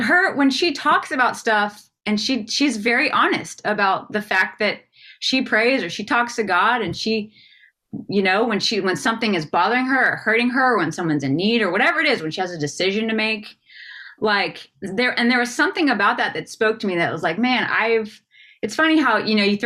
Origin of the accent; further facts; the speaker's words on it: the South, United States; growing up in the South and in the church